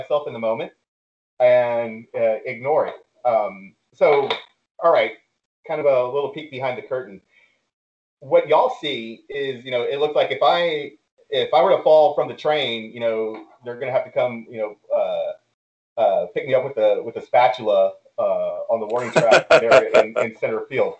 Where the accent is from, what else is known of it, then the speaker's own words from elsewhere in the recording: Houston, Texas, United States; also born or lived in Deer Park, Texas / San Marcos, Texas; I grew up here in Houston